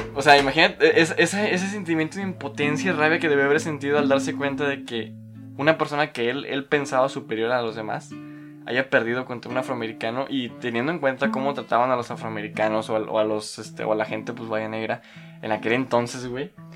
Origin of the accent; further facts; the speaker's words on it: Tampico, Tamaulipas, Mexico; mi tierra natal de Tampico